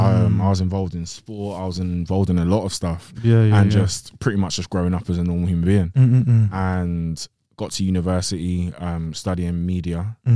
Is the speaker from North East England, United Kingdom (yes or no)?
no; Greenford, London, United Kingdom; West London. West London, North West London, same kind of thing.